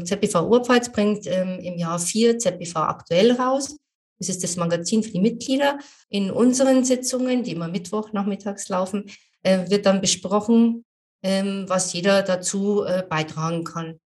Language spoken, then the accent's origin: German; Amberg, Bavaria, Germany; Wollte ich unbedingt wieder zurück nach Amberg in meine Heimatstadt